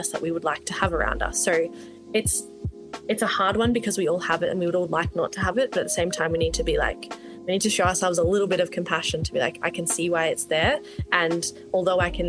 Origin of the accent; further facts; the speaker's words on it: Melbourne, Victoria, Australia; moved away; also born or lived in Northern Territory; Growing up in Australia, I think even from when I moved from Melbourne to the Northern Territory